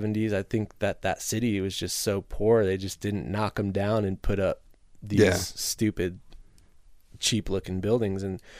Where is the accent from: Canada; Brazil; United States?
United States; Illinois; now in Milwaukee, United States; I grew up in Northern Illinois, not far from Milwaukee. It was an easy move for me.